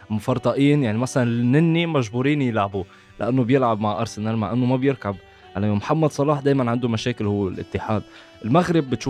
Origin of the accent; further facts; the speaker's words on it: Lebanon; عندنا بلبنان